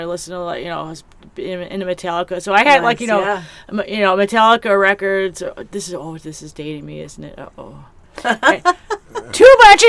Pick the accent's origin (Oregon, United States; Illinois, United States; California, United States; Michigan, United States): Illinois, United States; Chicago; moved away; I grew up in Chicago, the Chicago area